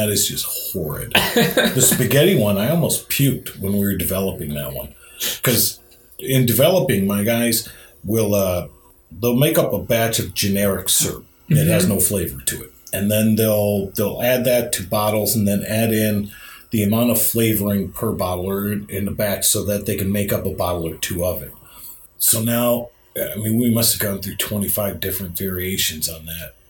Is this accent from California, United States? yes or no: no; Kirtland, Ohio, United States; I grew up in Kirtland, Ohio, and we had a Dog and Suds drive-in.